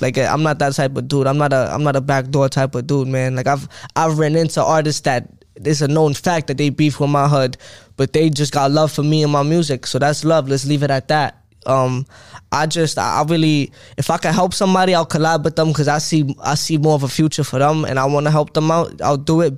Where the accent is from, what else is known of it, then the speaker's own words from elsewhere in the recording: New York City, New York, United States; I'm from Brooklyn, Crown Heights